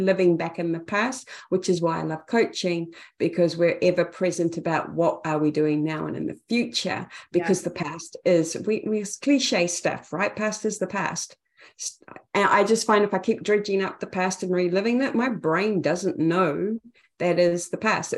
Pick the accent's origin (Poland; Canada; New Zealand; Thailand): New Zealand; Napier, Hawke's Bay; accent: Kiwi; now in Auckland, New Zealand; Napier, Hawke's Bay, New Zealand